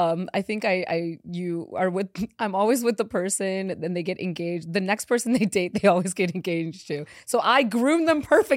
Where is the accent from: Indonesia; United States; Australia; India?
India; born there; I wasn't born in Chicago. I was born in India.